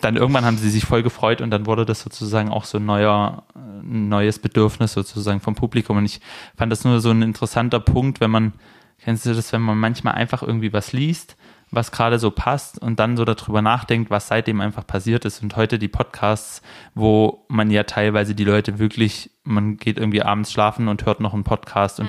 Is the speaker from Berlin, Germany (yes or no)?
no; Baden-Württemberg, Germany; moved away; ich bin in Baden-Württemberg zur Schule gegangen